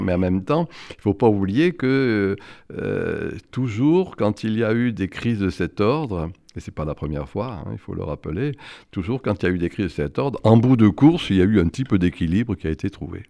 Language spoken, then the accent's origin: French; the South, southern France, France; now in Paris, France; je suis du Sud et que j'aime le cassoulet